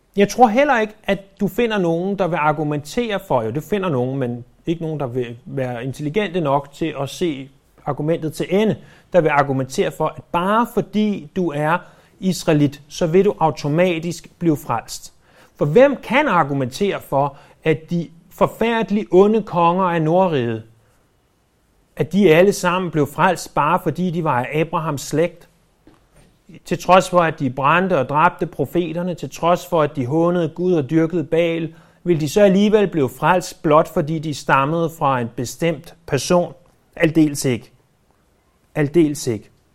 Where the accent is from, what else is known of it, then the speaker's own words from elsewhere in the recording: Denmark; vi er født i Danmark